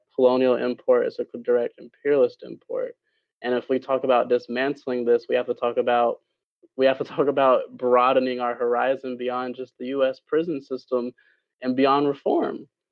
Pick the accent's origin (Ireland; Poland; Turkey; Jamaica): Jamaica; now in United States; my home country of Jamaica